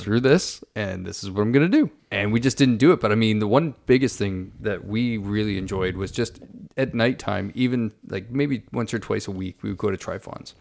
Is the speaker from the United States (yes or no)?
no; St. Catharines, Ontario, Canada; moved away; my hometown of Saint Catharines